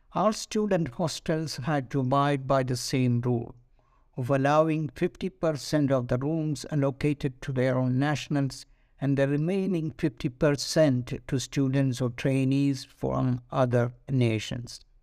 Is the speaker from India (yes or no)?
yes; India; moved away as an adult; as an Indian